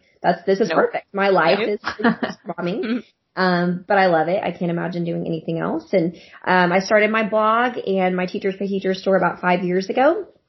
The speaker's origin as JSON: {"language": "English", "town": "Norman", "region": "Oklahoma", "country": "United States", "said": "I'm from Norman, Oklahoma."}